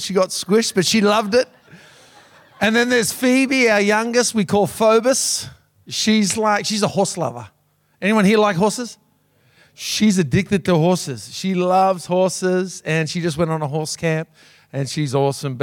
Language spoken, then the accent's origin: English; Sydney, New South Wales, Australia; moved away as an adult; now in Cairns, Australia; I grew up in Sydney all my life